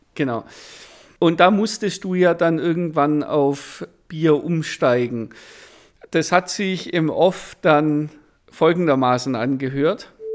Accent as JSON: {"language": "German", "area": "Swabia", "region": "Baden-Württemberg", "country": "Germany", "tie": "born or raised there", "said": "wir sind im Schwabenland aufgewachsen"}